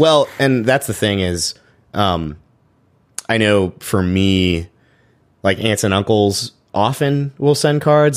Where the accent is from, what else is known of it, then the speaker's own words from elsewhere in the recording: Chapel Hill, North Carolina, United States; I grew up in Chapel Hill, so that's about an hour away from Greensboro